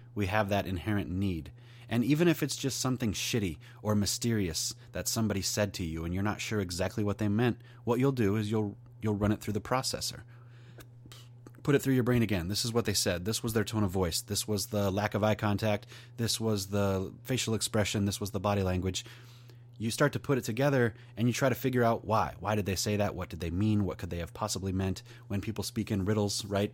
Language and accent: English; New York Mills, United States; I'm from New York Mills.